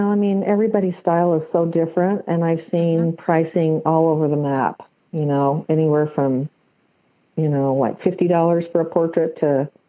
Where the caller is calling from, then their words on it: Salt Lake City, Utah, United States; I'm calling from the Salt Lake City, Utah area.